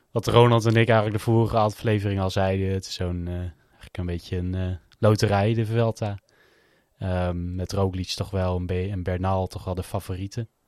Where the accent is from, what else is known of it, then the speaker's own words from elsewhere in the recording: Netherlands; zeker als Nederlander